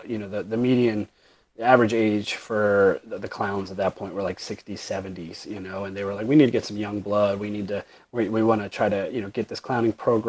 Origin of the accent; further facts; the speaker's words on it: Dundalk, Maryland, United States; I grew up in Dundalk